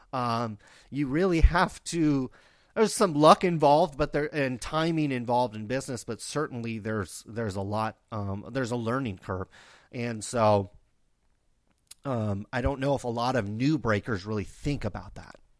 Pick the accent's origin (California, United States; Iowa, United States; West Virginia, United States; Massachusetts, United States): California, United States; Stockton; I grew up in Stockton, California.